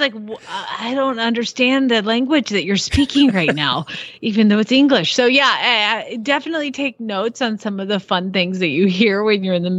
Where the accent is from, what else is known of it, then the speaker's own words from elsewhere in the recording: Atlanta, Georgia, United States; where I'm from Atlanta. Like, yeah. I grew up in the city.